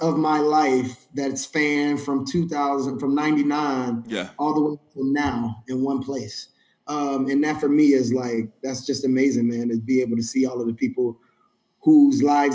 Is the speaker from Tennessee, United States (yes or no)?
yes; Tennessee, United States; moved away as an adult; also born or lived in North Carolina / Maryland; I was coming from Tennessee, and I moved to North Carolina to go to school